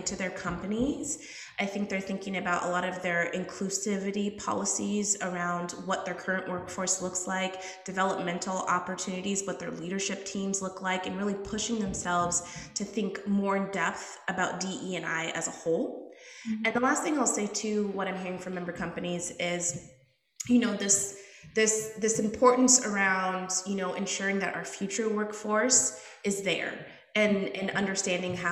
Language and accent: English; Woodbury, Minnesota, United States; also born or lived in Washington, D.C.; I am traditionally from Minnesota, born and raised here. Grew up on the east side of the Twin Cities area, so in kind of the Woodbury, Maplewood area.